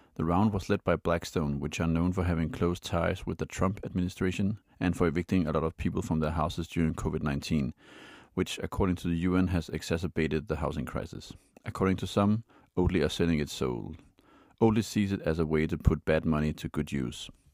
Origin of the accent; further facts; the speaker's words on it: Denmark; Denmark, my home country